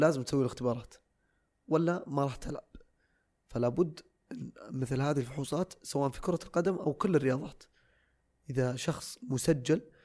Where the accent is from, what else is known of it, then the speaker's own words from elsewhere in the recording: Saudi Arabia; عندنا في السعوديه